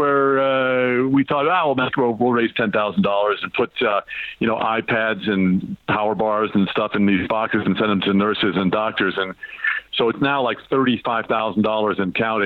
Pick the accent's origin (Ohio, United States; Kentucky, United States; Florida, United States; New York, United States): New York, United States; Long Island; moved away as an adult; now in Los Angeles, United States; I'm originally from Long Island, and I spent many years in New York City